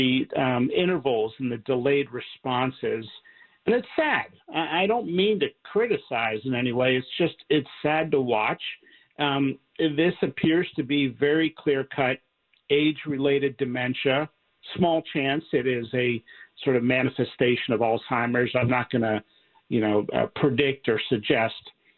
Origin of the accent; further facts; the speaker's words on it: Pennsylvania, United States; I'm from Pennsylvania